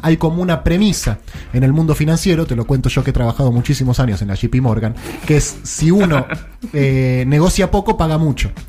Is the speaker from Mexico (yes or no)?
no; Argentina